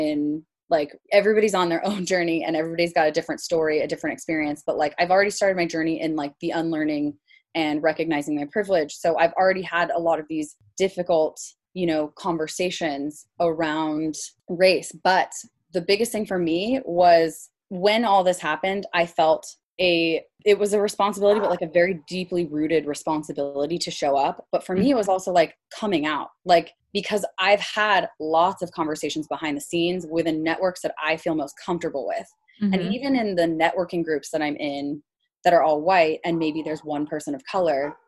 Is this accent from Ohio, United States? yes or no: no; Salinas, California, United States; moved away; also born or lived in Los Gatos, California; I grew up in a actually predominantly Hispanic city. And a lot of my friend groups were pretty diverse growing up. So I really had this different kind of cultural experience within, you know, California